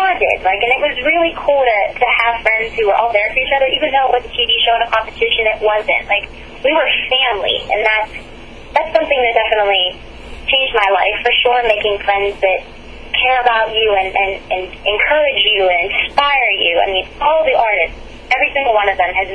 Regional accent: Pittsburgh, Pennsylvania, United States; I'm from Pittsburgh, Pennsylvania

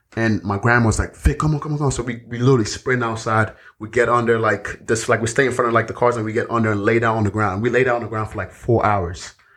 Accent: Nigeria; moved away; growing up in Nigeria

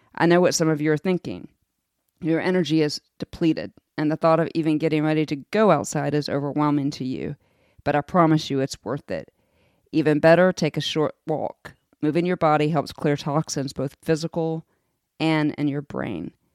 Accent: United States; As an American

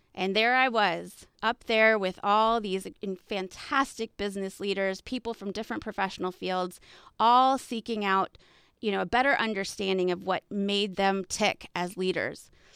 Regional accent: Texas, United States; I'm from Texas

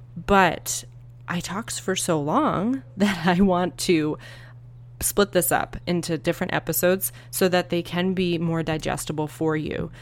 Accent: Northeast, United States; now in Arizona, United States; I grew up in the Northeast

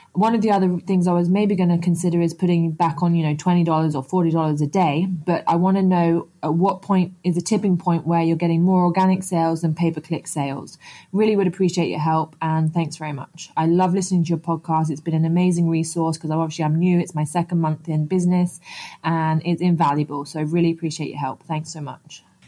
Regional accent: Antigua & Barbuda; I'm actually from Antigua in the Caribbean

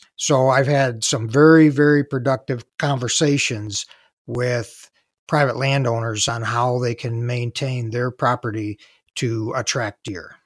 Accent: Southeast Michigan, United States; I grew up in Southeast Michigan

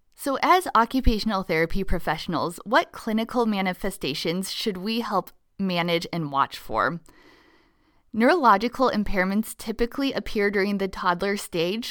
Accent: Nebraska, United States; my home state of Nebraska

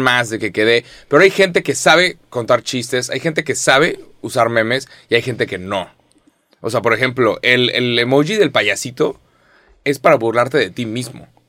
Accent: Mexico; soy mexicano

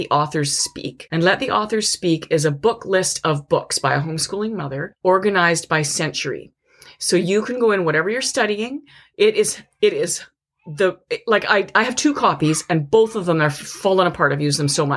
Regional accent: Canada; we are Canadian, we did study American history

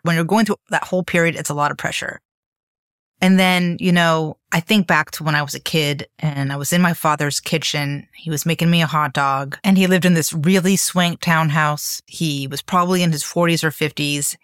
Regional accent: Miami, Florida, United States; moved away as an adult; also born or lived in Bennington, Vermont / New York / Europe; I grew up in Miami in the eighties

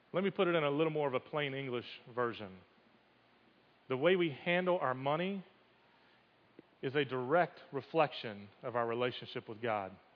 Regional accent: United States; growing up as an American Christian

